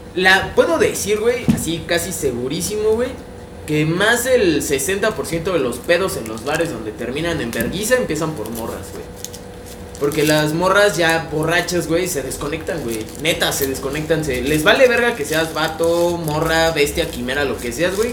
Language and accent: Spanish; Mexico; yo soy de Cuapa, toda mi vida estoy en Cuapa, soy súper cuapeño